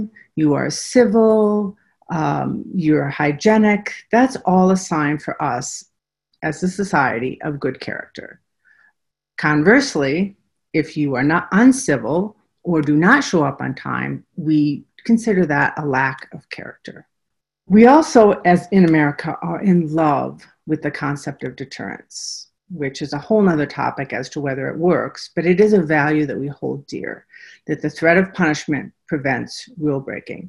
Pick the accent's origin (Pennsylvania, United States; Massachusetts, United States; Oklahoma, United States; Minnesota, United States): Minnesota, United States; accent: Minnesota; moved away as an adult; now in Tennessee, United States; I hope you hear my Minnesota accent. I'm a native of Minnesota. I'm a product of Ramsey County Schools and the University of Minnesota